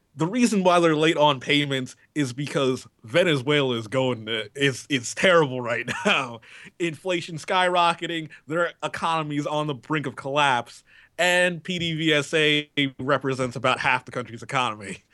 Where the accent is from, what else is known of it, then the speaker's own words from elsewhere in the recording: United States; being an American